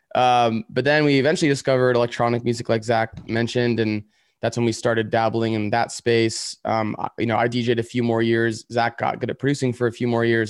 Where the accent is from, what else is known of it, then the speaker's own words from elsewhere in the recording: Woodland, California, United States; also born or lived in San Francisco; now in Los Angeles, United States; I was born in a town called Woodland, which is, like, ten minutes away from Sacramento